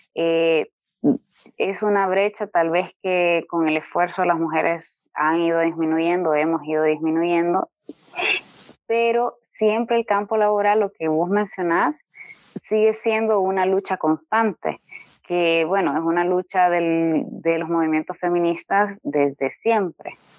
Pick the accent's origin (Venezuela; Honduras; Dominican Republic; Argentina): Honduras